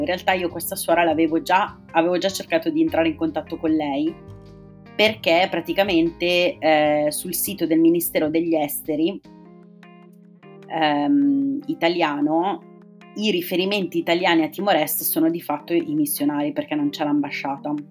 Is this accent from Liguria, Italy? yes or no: no; province of Bergamo, Lombardy, Italy; Io sono originaria della provincia di Bergamo